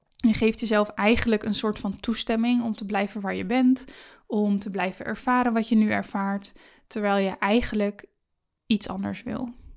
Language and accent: Dutch; Netherlands; Ik ben in Nederland geboren, ik ben veilig opgegroeid